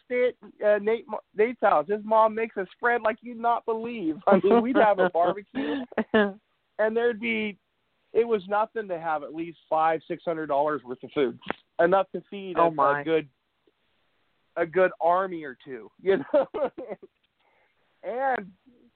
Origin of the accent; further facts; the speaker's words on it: Tillamook, Oregon, United States; I was born and raised in Tillamook, in Tillamook, Oregon.